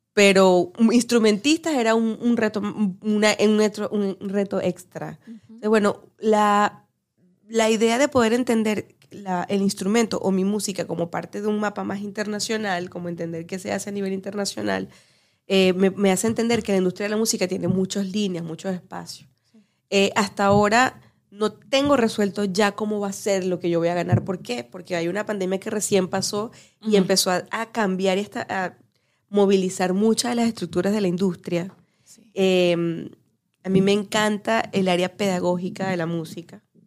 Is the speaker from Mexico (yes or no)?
no; Barquisimeto, Lara, Venezuela; moved away; yo que soy venezolana de Barquisimeto.